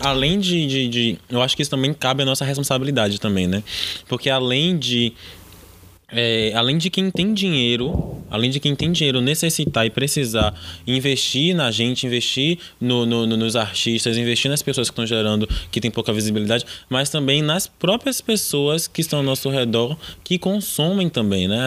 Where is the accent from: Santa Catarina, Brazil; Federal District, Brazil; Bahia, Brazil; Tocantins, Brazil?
Bahia, Brazil; Salvador; a gente é do Nordeste, a gente é de Salvador